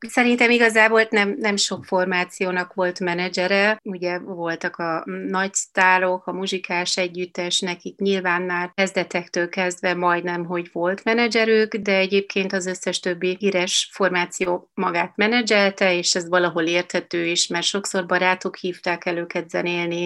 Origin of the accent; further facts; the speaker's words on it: Munich, Bavaria, Germany; moved away as an adult; also born or lived in Bratislava, Slovakia; now in Budapest, Hungary; én pozsonyi vagyok, ott születtem, és már ott elkezdtem táncolni az aprószőtesben, és 7 éves koromban Németországba. Münchenben szerencsére nagyon erős a magyar közeg